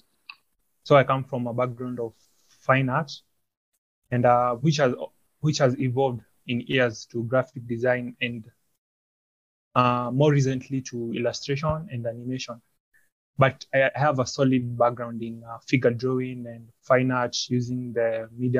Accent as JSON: {"language": "English", "region": "Nairobi", "country": "Kenya", "said": "I'm a visual artist from Nairobi, Kenya"}